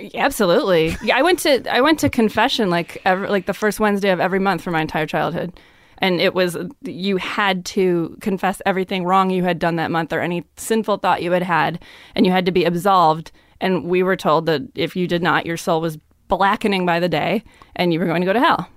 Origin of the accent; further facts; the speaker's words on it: Lemont, Illinois, United States; moved away; also born or lived in Minneapolis; I grew up in the suburbs of Chicago